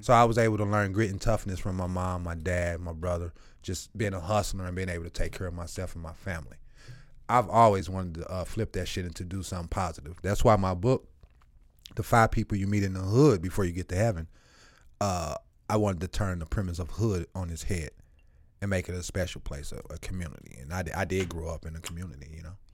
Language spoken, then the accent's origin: English; St. Louis, Missouri, United States; also born or lived in Eureka, Missouri; I'm bussed from South St. Louis 27 miles away from my home.